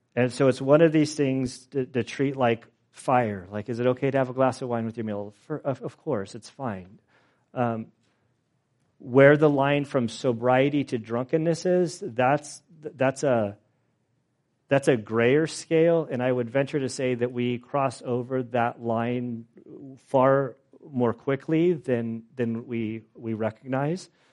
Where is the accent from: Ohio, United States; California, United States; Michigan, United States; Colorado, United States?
California, United States; I'm from California.